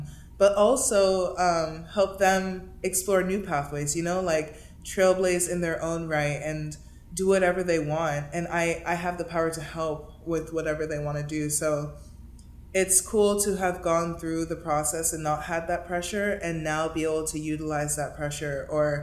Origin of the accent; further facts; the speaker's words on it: Miami, Florida, United States; moved away as an adult; also born or lived in Princeton, New Jersey; now in Los Angeles, United States; someone who I grew up playing with in Miami